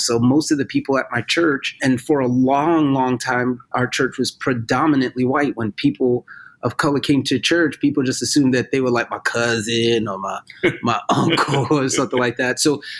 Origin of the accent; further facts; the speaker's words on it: New York, United States; I am a born and raised New Yorker